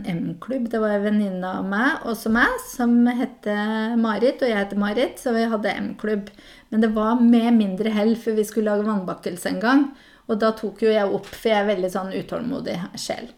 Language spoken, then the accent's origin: Norwegian; Hedmark, Innlandet, Norway; accent: Hedmark dialect; now in Tananger, Norway; jeg er fra Hedmark